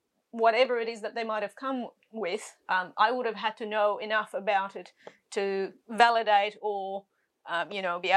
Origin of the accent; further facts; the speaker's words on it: Egypt; also born or lived in Sydney, Australia; now in Australia; I was born in Egypt